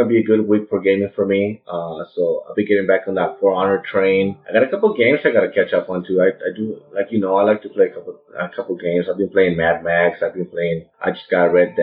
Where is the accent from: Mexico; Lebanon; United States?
Mexico; moved away; we're both from Mexico